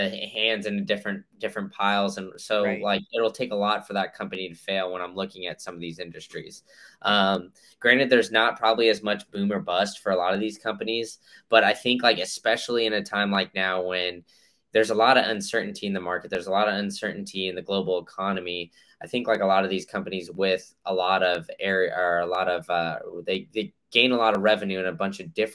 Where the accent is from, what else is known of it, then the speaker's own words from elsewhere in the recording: Texas, United States; now in Tampa, United States; I grew up in Texas, so the grocery store there is HEB